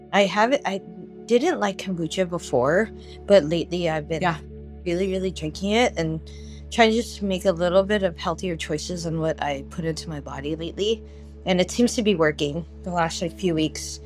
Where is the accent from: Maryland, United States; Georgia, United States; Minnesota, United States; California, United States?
California, United States; Los Angeles; now in San Diego, United States; growing up as a kid, I grew up